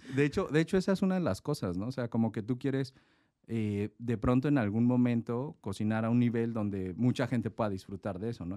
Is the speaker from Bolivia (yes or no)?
no; Mexico City, Mexico; moved away as an adult; now in Tecate, Mexico; Yo soy originario de la Ciudad de México, mis padres son japoneses, yo nací en la Ciudad de México